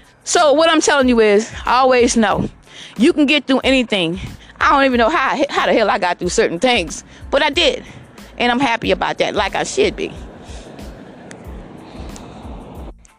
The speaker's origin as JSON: {"language": "English", "town": "Georgetown", "region": "South Carolina", "country": "United States", "tie": "born or raised there", "also_born_or_lived": "Columbia, South Carolina / Irmo, South Carolina", "said": "I was born in Georgetown, South Carolina"}